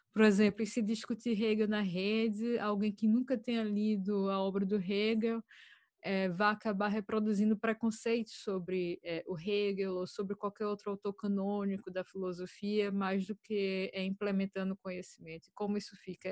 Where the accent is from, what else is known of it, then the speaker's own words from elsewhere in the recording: Brazil; now in Ireland; já estou há 10 anos fora do Brasil